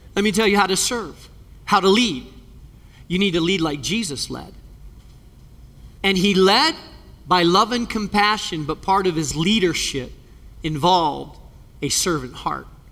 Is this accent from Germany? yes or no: no; Spain; moved away; I grew up in Spain